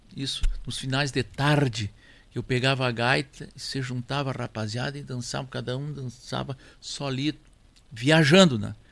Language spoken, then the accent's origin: Portuguese; near Jari, Rio Grande do Sul, Brazil; also born or lived in Monte Alegre, Santiago, Rio Grande do Sul; Eu fui para ali já com 10 anos. Até 10 anos eu vivia onde nasci